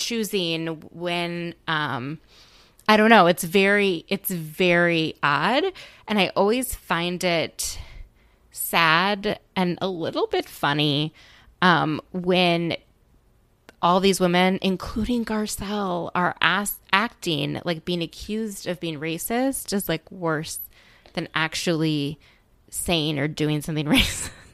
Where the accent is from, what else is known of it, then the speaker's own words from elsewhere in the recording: Midwest, United States; also born or lived in Minnesota; now in Washington, D.C., United States; I grew up in the Midwest